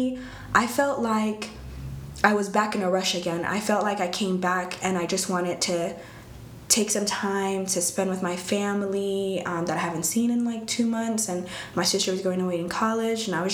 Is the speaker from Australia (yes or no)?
no; Eritrea; now in Texas, United States; I was born in Eritrea. It's in East Africa.